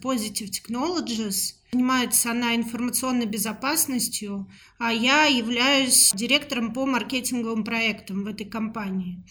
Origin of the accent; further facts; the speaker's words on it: Moscow, Russia; Родилась я в Москве, мне 37 лет.